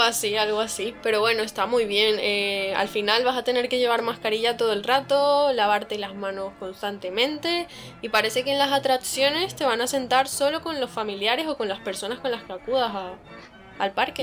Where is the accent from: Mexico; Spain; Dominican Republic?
Spain; Madrid, Community of Madrid; También soy de, aquí, de Madrid